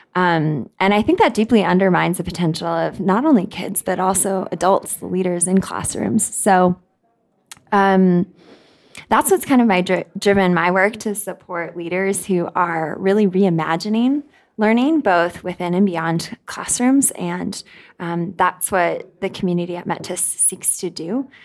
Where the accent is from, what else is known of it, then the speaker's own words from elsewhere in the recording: United States; moved away as an adult; also born or lived in South Africa; now in Kenya; I was born and raised in the United States